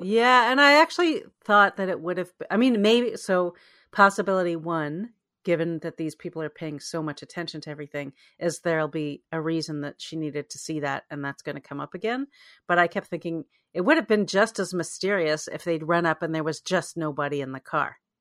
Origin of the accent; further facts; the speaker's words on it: Canada; as a Canadian